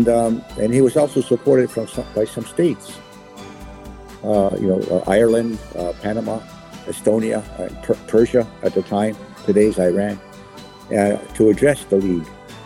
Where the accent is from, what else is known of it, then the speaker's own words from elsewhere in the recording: Kahnawake, Quebec, Canada; And I'm from Ganawage, which is a Mohawk community in Quebec, near Montreal.